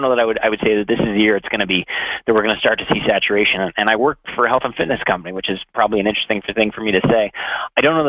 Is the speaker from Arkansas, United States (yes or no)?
no; Central Maine, United States; moved away as an adult; now in Minneapolis, United States; I'm from New England originally, so I'm from Central Maine.